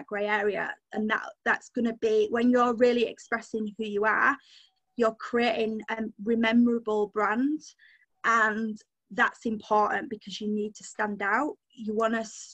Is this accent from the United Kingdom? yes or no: yes; Yorkshire and the Humber, United Kingdom; I'm a Yorkshire girl through and through